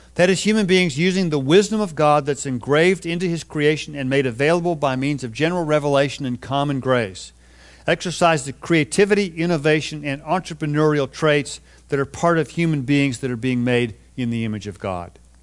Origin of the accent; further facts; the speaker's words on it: Texas, United States; moved away as an adult; now in California, United States; even though I've lived in California for the last thirty plus years, I grew up in Texas